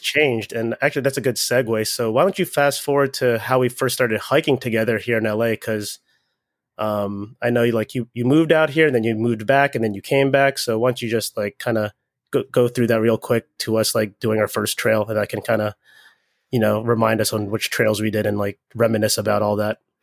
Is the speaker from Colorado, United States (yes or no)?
no; Maryland, United States; my hometown, Maryland